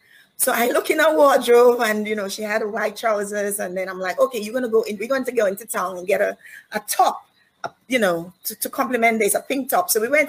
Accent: Guyana; born there; And I was born in Guyana.

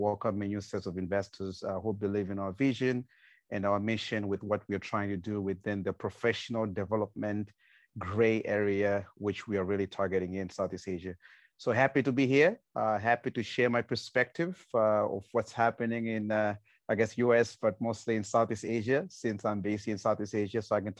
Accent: Zimbabwe; moved away as an adult; also born or lived in Brooklyn, New York, United States; now in Jakarta, Indonesia; So I moved here from New York. I used to live in Brooklyn, but of course, born and raised in Zimbabwe. I've been in the US for 20 something years and decided to come to Southeast Asia.

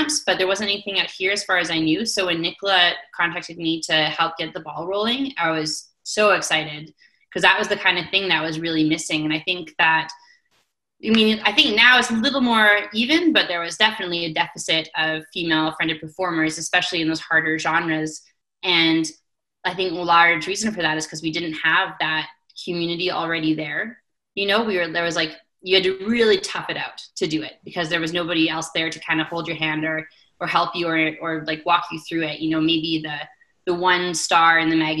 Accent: Invermere, British Columbia, Canada; now in Calgary, Canada; my community hall in Invermere, BC, where I grew up in the East Kootenays of British Columbia

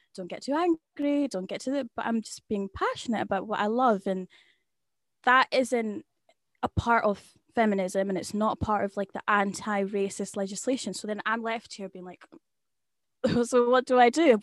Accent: Scotland, United Kingdom; I'll say, "I'm from Scotland," or I'll say the area exactly where I live

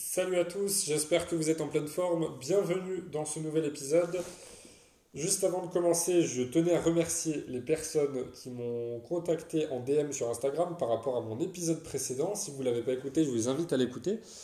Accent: France; en tant que Français

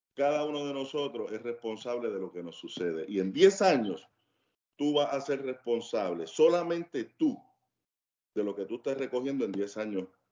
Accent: Cagua, Aragua, Venezuela; moved away; la mayoría de las personas con las que yo me crié, especialmente en Cagua

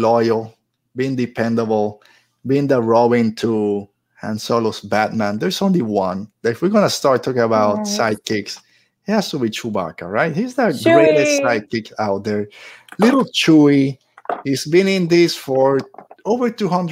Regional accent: Puerto Rico; moved away; I grew up in Puerto Rico

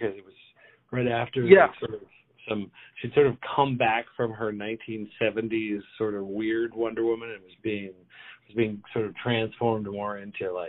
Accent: New Mexico, United States; I was raised in New Mexico

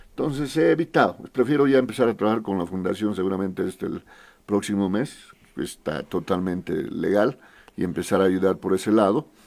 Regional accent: Potosí, Bolivia; now in La Paz, Bolivia; Em, nací en Potosí, en la ciudad de Potosí. Estudié hasta nivel medio, poco más en Potosí, en Villazón, en más lugares porque mi padre, por el tema de trabajo de mi padre, eh, ya me vine a La Paz a culminar estudios universitarios

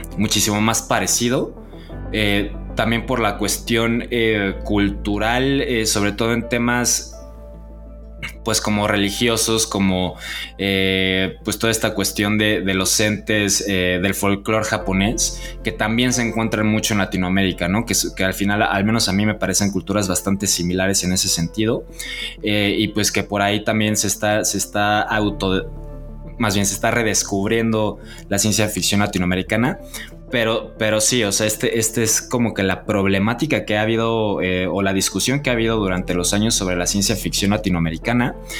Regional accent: Mexico

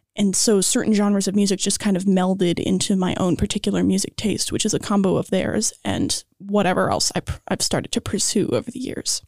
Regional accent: Los Angeles, California, United States; I am from Los Angeles, born and raised

